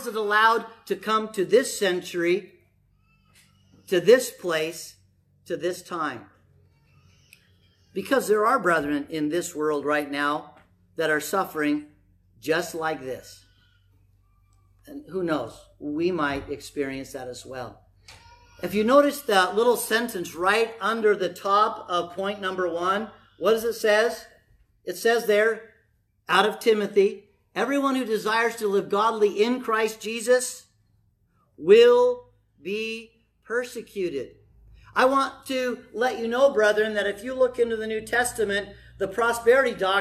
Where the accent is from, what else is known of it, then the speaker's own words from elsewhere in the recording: United States; I'm an American